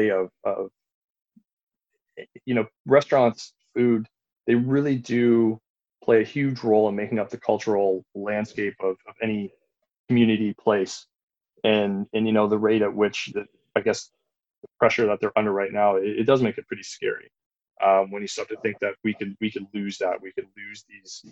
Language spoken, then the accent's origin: English; Belleville, Ontario, Canada; I grew up in the Belleville area, which is right near Prince Edward County